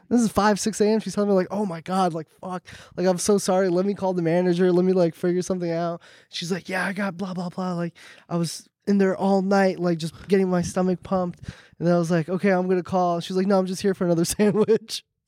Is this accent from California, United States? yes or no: yes; Orange County, California, United States; I'm from Orange County